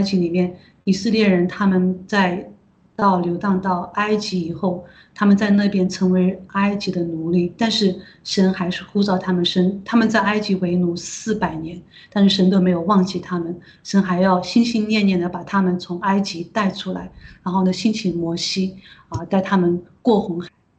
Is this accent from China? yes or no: yes; China; 我们中国人已过的几千年里面，我们从来都没有想过的事情，因为我们都是一直都是被这种皇权，然后被这种，呃，像现在共产党其实也是一样，都是被我们都被奴役的